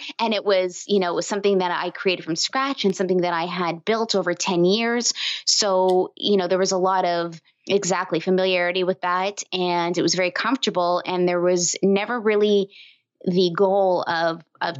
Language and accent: English; Toronto, Ontario, Canada; moved away as an adult; now in Windsor, Canada; I'm from Toronto, bigger city in Canada